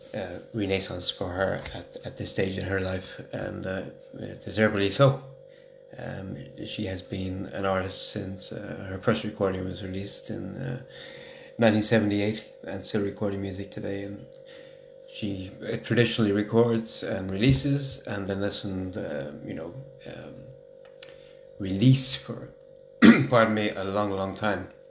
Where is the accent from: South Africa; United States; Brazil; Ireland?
Ireland; Waterford, Munster; I'm from Waterford